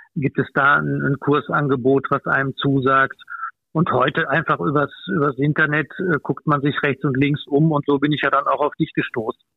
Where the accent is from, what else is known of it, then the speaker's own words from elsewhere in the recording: near Cologne, North Rhine-Westphalia, Germany; ich komme aus Fürth, das ist in der Gegend von Köln